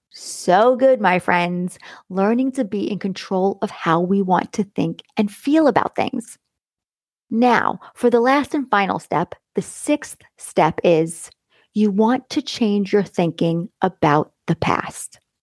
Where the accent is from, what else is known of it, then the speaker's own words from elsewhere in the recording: Long Island, New York, United States; where I came from Long Island